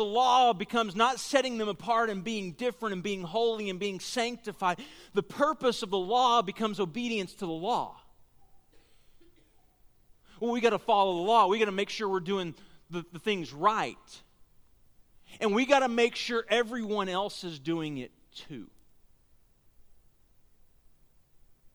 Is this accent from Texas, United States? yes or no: yes; Texas, United States; we're from Texas